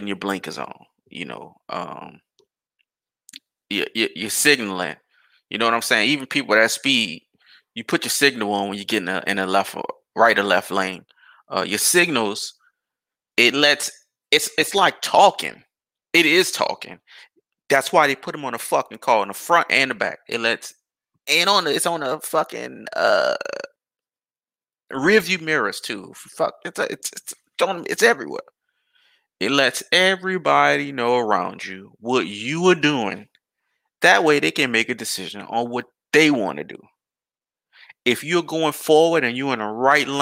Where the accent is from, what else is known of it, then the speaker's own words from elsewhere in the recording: New Orleans, Louisiana, United States; now in Houston, United States; I was a kid when I stayed in New Orleans